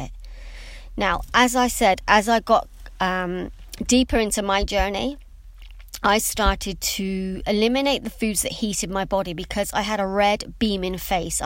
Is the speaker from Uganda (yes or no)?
no; England, United Kingdom; for me being English